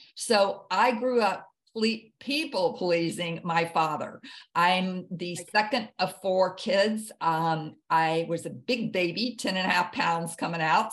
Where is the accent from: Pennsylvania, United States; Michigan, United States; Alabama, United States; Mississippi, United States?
Mississippi, United States; Jackson; moved away as an adult; also born or lived in Hawaii; now in New Bern, United States; I grew up in Jackson, Mississippi